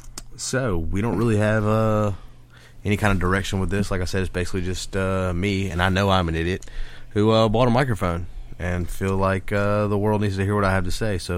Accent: South Alabama, United States; I am from right here in South Alabama.

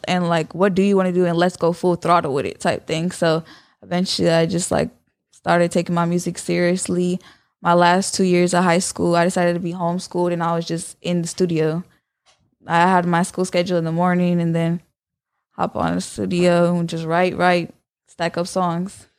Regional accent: San Jose, California, United States; I'm from San Jose, California.

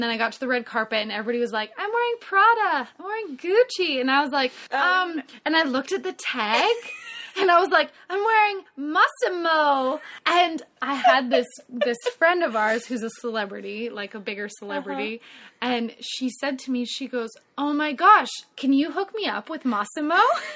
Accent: Canada; now in Nashville, United States; I am a Canadian girl

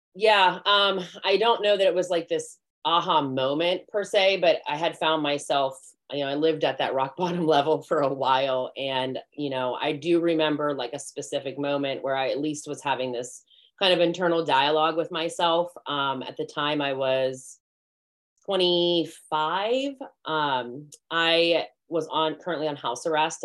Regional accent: McCandless, Pennsylvania, United States; I grew up in McCandless.

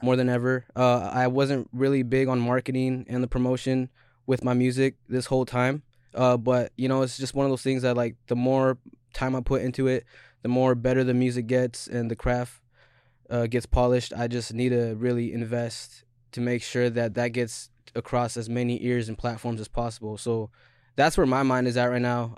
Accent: Skagit County, Washington, United States; I'm not from Seattle. I'm from Skagit County

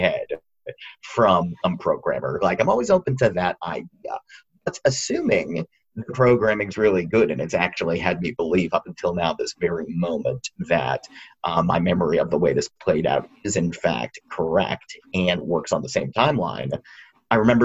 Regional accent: Dover, Massachusetts, United States; I am from Dover, Massachusetts, which is a very rural community

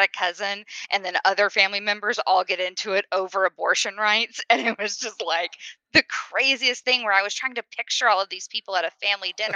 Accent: the South, United States; I'm from the South. It's SEC country

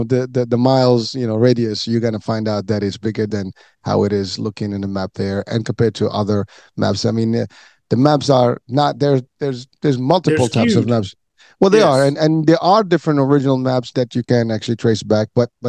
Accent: Morocco; now in United States; I happen to be of African descent myself. I mean, obviously I'm from Morocco, I mean, Northwest Africa

